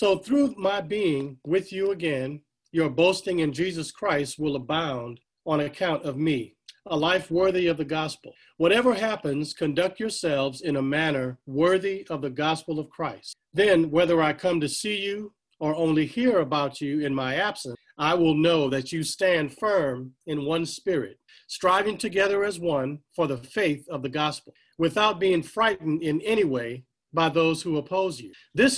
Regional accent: Lafayette, United States; My mother moved back to my hometown of Lafayette, where I had many cousins.

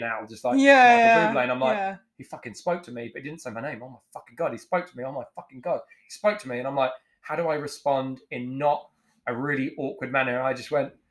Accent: England, United Kingdom; now in New Zealand; I'm from England and I'm white

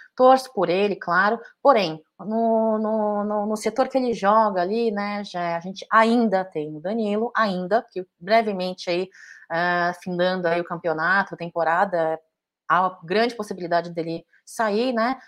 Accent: Brazil

